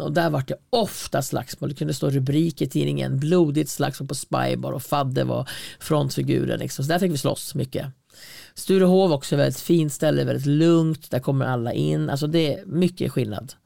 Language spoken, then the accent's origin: Swedish; Hälsingland, Gävleborg County, Sweden; also born or lived in Stockholm; Jag var ändå född i Stockholm och kom till Hälsingland